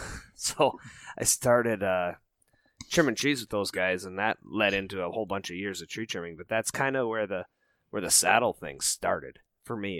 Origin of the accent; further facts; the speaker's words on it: Rocky Mountains, United States; moved away as an adult; also born or lived in Minnesota; I didn't grow up in the whitetail woods. I grew up out in the Rocky Mountains